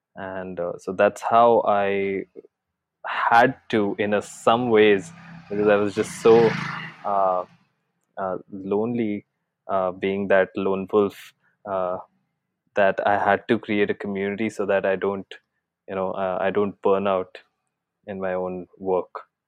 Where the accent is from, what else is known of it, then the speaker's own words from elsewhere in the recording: Jaipur, Rajasthan, India; moved away as an adult; also born or lived in Mumbai; I had actually shifted back to my hometown, which is in Jaipur, Rajasthan from Mumbai